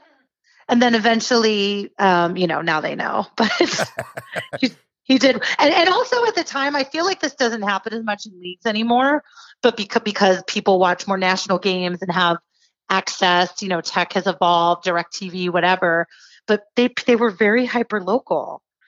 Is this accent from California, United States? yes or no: yes; California, United States; also born or lived in Santa Monica / Fresno; So I was born in Santa Monica, California. And kind of, we were there for a few years, and then I was in the Central Valley of California, like Fresno, for a little bit of my childhood. And then we moved up to the Bay Area for basically high school.